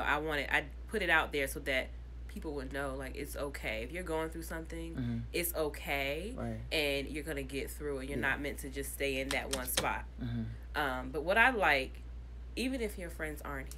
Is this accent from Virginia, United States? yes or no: yes; Norfolk, Virginia, United States; I'm from Norfolk